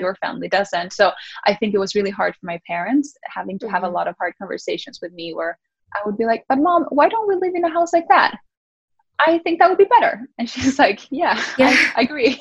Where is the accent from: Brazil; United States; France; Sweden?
Sweden; moved away; I grew up in Sweden